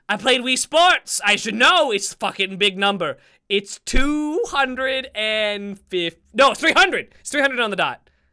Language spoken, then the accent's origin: English; the South, United States; I'm from the South